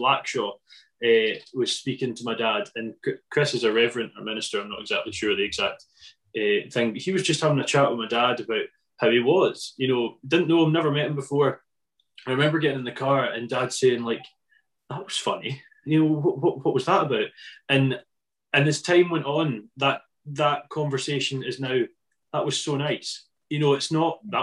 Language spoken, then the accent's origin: English; Scotland, United Kingdom